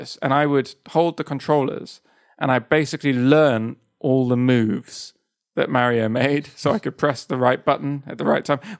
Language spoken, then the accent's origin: English; south of Spain, Spain; So, I grew up in Spain, in the south of Spain